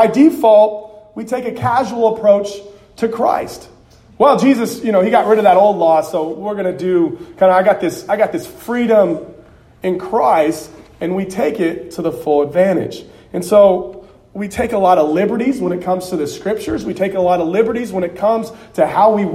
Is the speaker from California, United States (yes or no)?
yes; Southern California, United States; I grew up in Southern California